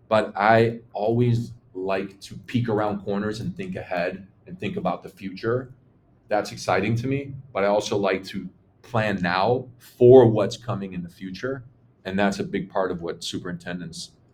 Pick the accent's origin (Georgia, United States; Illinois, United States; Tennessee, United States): Illinois, United States; Chicago; I'm born and raised in Chicago